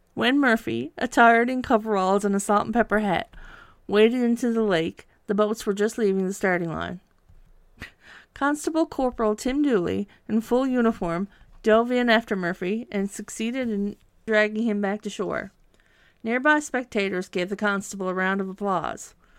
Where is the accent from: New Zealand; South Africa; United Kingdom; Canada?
Canada; St. John's, Newfoundland and Labrador; I grew up on Forest Road, which is right by the lake